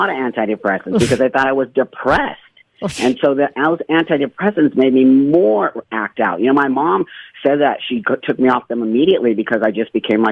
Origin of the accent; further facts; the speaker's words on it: Los Angeles, California, United States; I grew up in Los Angeles in the San Fernando Valley, and I was a Valley girl